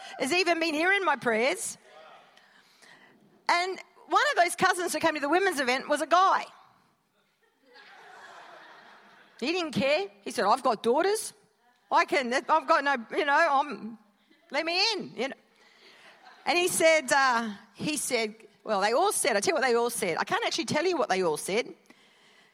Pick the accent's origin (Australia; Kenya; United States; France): Australia; Perth, Western Australia; moved away; born and bred in Perth